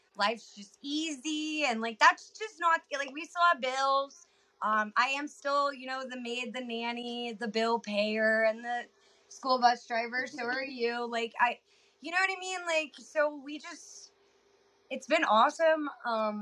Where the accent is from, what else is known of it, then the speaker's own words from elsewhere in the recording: 30 minutes north of Atlanta, Georgia, United States; moved away as an adult; also born or lived in Tennessee / North Carolina; now in Texas, United States; I pretty much grew up 30 minutes north of Atlanta and spent most of my life there